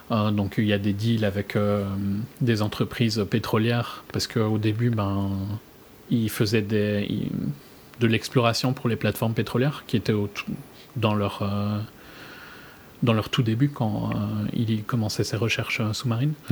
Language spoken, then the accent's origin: French; France; je sais pas si c'est parce qu'on est français, francophone, qu'on connaît tous Cousteau